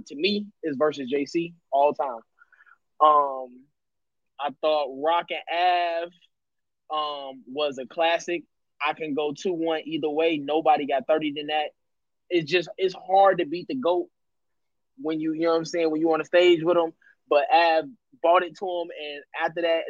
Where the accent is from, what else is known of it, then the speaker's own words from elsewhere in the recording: Chicago, Illinois, United States; moved away; also born or lived in Laurel, Maryland; I'm from Chicago, but I used to live out in Laurel